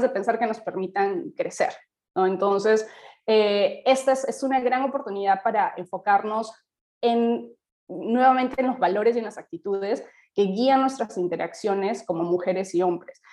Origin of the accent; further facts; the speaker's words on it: Peru; como sociedad peruana